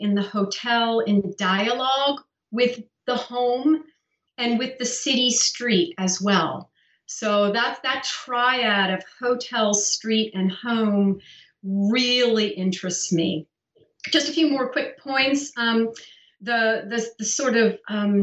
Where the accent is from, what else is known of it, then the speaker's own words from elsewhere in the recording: Pennsylvania, United States; I grew up in Pennsylvania in a very small rural town full of farmers